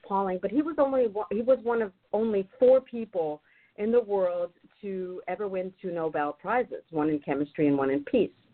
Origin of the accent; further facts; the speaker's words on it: Germany; moved away as an adult; also born or lived in North Carolina, United States; now in Northern California, United States; I'm originally from Germany